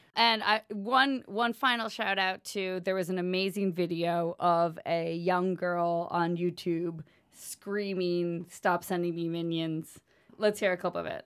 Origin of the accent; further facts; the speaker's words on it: United States; as an American woman